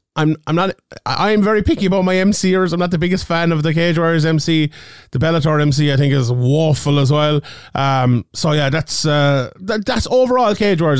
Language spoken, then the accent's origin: English; Ireland; I'm Irish